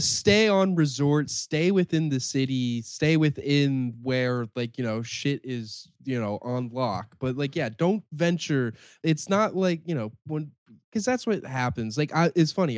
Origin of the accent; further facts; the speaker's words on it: Canada; I'm from Canada